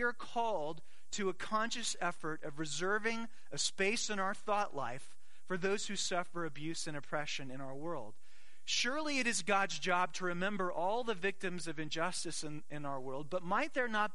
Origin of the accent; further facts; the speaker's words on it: Arizona, United States; I grew up in Arizona